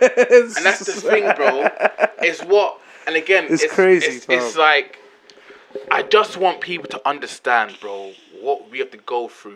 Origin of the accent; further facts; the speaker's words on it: England, United Kingdom; I'm British, Jamaican, from England.